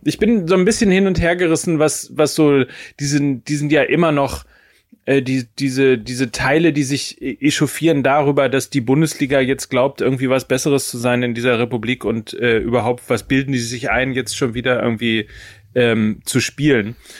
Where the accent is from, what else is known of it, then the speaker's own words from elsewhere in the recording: Hamburg, Germany; als Hamburger